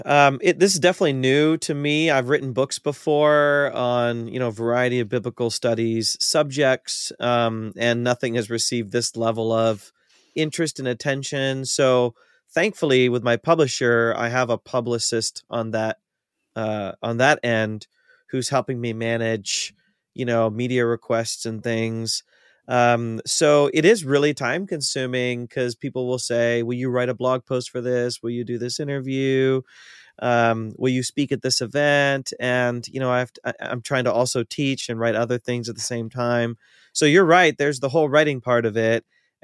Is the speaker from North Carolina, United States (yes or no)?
no; Ohio, United States; I grew up in North Central Ohio, kind of near Cleveland, in a small rural town.